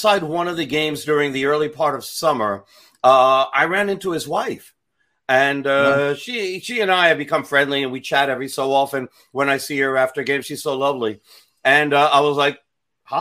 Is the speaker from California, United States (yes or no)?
no; New York, United States; I'm a New Yorker